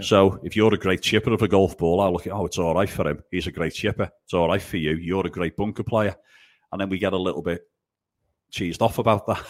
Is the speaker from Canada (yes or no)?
no; England, United Kingdom; also born or lived in Italy; Being English, you know, the whole world speaks English, uh, but being the only Englishman up a mountain in the Dolomites